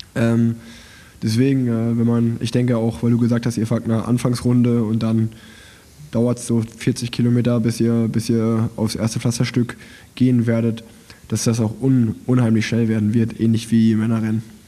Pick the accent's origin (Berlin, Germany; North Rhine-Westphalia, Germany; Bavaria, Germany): North Rhine-Westphalia, Germany; Unna; ich bin ja in Unna geboren, das liegt ja angrenzend am Münsterland